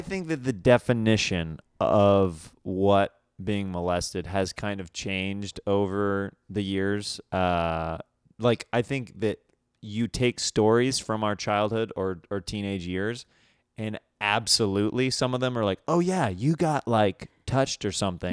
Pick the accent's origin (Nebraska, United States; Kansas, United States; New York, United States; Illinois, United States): Kansas, United States; moved away; I'm from Kansas, so it's very different upbringing than out here